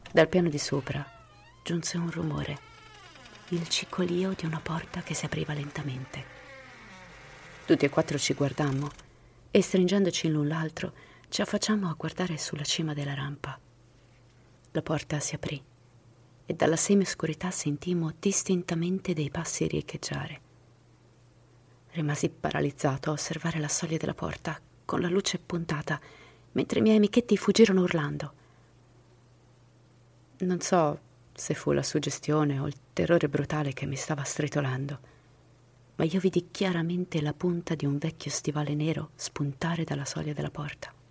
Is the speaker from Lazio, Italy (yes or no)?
yes; Rome, Lazio, Italy; born there; Ciao a tutti … sono nato a Roma nel 1979.